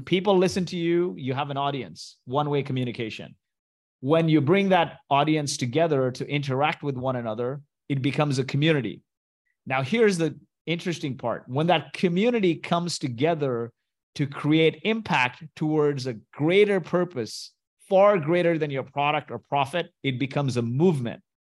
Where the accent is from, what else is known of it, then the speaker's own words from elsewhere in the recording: Kuwait; moved away; also born or lived in Mumbai, India; I was born in Kuwait to Indian parents